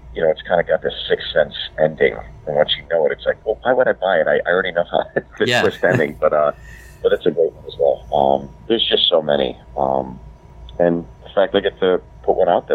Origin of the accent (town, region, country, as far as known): Pittsburgh, Pennsylvania, United States; born or raised there; moved away; also born or lived in New Jersey